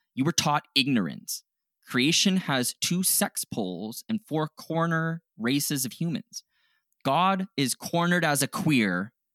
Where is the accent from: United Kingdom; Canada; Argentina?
Canada; we're Canadian